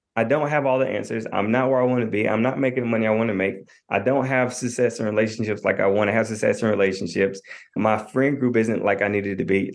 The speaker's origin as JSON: {"language": "English", "town": "Knoxville", "region": "Tennessee", "country": "United States", "said": "I'm a twenty-eight-year-old I'm from Knoxville, Tennessee."}